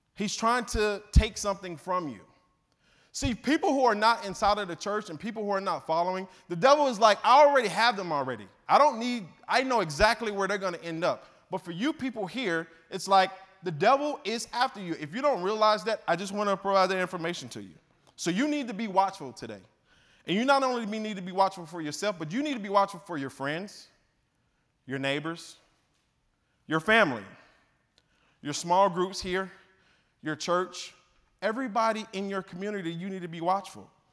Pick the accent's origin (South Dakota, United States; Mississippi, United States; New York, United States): Mississippi, United States; accent: twang, Southern; moved away as an adult; also born or lived in Southern California; I'm from Mississippi originally